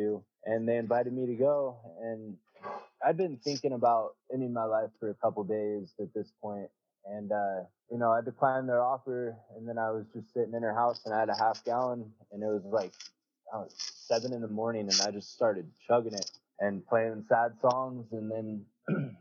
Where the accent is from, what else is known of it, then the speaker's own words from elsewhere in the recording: Prineville, Oregon, United States; I moved back to my hometown, which is Prineville.